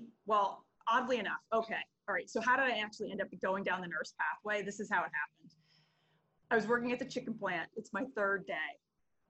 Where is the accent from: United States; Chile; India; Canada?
United States; Berks County, Pennsylvania; I'm a Berks County girl